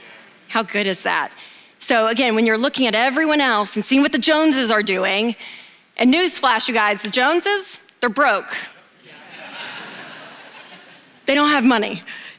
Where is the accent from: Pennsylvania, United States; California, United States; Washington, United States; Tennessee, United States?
Tennessee, United States; Nashville; I'm from Nashville, the South, so everything's monogrammed.